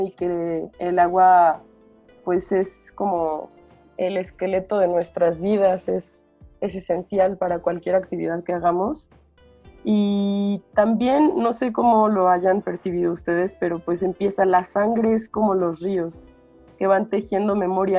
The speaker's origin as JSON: {"language": "Spanish", "town": "Morelia", "region": "Michoacán", "country": "Mexico", "moved": "yes", "lives_now": "Mexico City, Mexico", "said": "yo soy de Morelia, y, pero vivo en la Ciudad de México"}